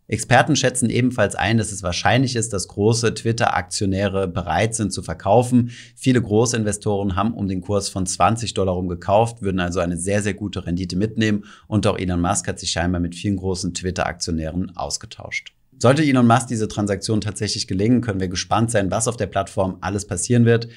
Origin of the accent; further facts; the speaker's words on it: Germany; bei uns in Deutschland